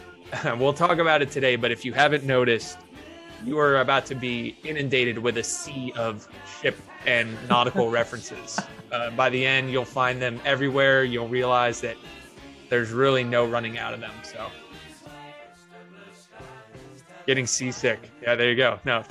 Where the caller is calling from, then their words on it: Tampa, Florida, United States; I'll tell you, I'm dialing in from Tampa, Florida.